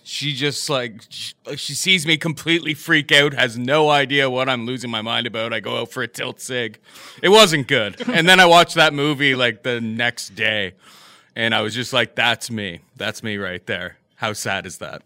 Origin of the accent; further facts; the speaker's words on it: Canada; also born or lived in Toronto; I'm Canadian. I live in Toronto.